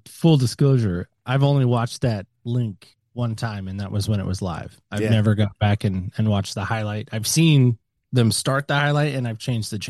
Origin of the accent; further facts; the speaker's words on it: Camp Lejeune, North Carolina, United States; born there; I was born in Camp Lejeune, North Carolina. It's a military base.